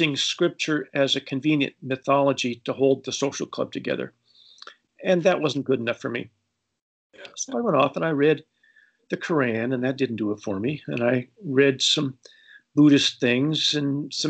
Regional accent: Los Angeles, California, United States; also born or lived in Colombia; I grew up in Los Angeles

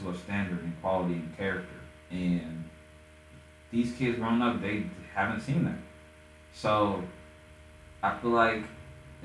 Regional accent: Erie, Pennsylvania, United States; moved away; my hometown, in Erie, Erie, Pennsylvania

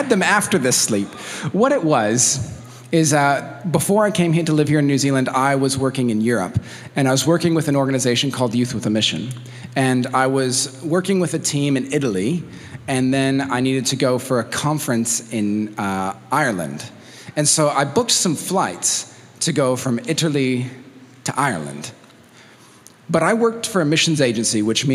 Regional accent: Mexico City, Mexico; moved away; I grew up in Mexico, in Mexico City

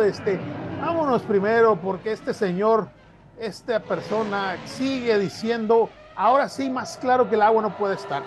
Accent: Mexico; yo soy mexicano

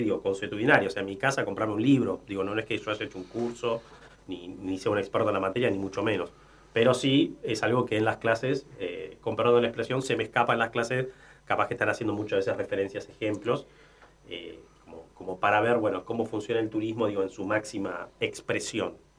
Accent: Argentina; En aquella ola inmigratoria eh, que, tuvo nuestro país, mi abuelo, mis abuelos nacieron en España

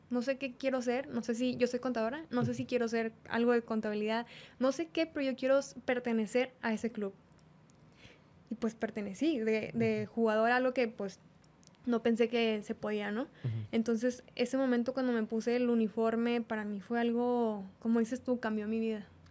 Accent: Monterrey, Nuevo León, Mexico; yo soy regia, mm, soy de aquí de Monterrey

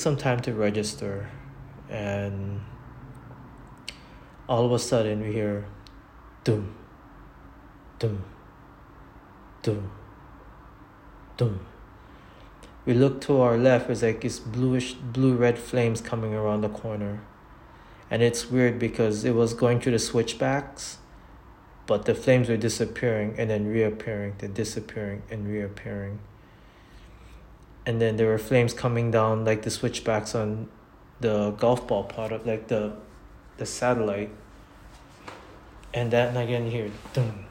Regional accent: Hawaii, United States; I'm born and raised in Hawaii

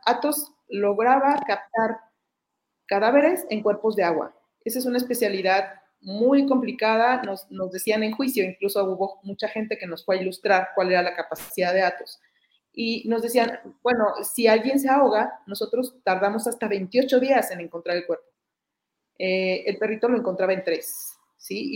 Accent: Mexico; aquí en mi país

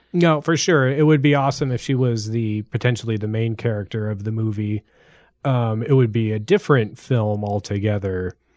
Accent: United States; as an American

